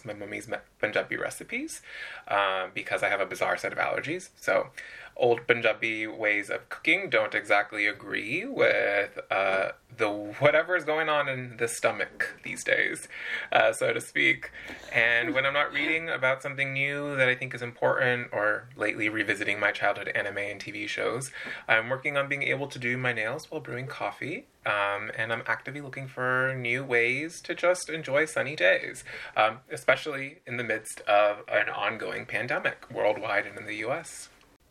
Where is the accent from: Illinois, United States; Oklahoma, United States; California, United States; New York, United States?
California, United States; Southern; moved away as an adult; also born or lived in Michigan; now in Northeast, United States; I grew up in Southern California, spent all of my life in California